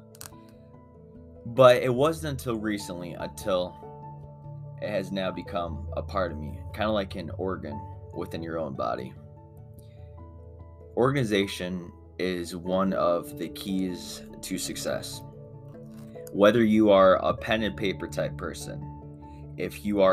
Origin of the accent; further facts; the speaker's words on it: United States; I'm American